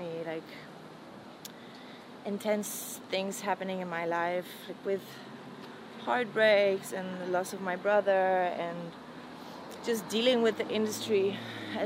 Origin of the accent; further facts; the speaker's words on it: Poland; moved away; coming from where I come from Poland and from a very religious background